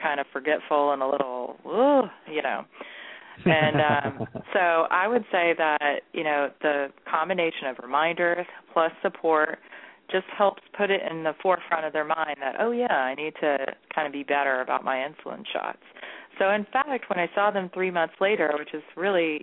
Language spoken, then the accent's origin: English; Texas, United States; now in Columbus, United States; I'm Texan